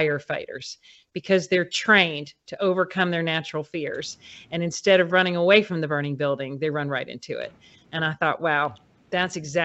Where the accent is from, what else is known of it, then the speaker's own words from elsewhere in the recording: Alabama, United States; moved away as an adult; went back to my home state of Alabama and ran for Congress